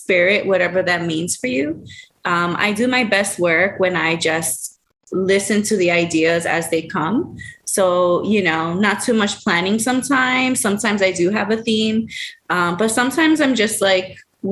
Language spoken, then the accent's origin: English; New York City, New York, United States; now in Baltimore, United States; I'm from LES, Lower East Side, specifically Cherry Street, take the F train to East Broadway.